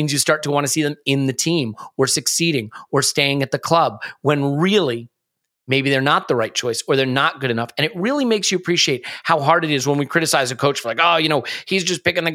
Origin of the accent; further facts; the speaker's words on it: United States; as an American